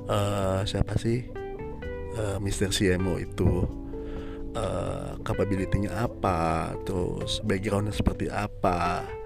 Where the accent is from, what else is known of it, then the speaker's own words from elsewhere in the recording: Jakarta, Indonesia; born there; saya lahir di Jakarta, tepatnya 37 tahun yang lalu ya.